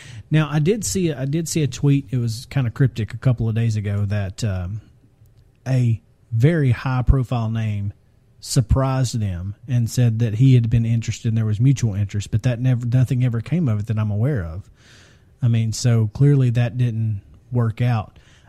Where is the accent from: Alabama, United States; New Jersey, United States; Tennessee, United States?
Alabama, United States; I'm from Alabama.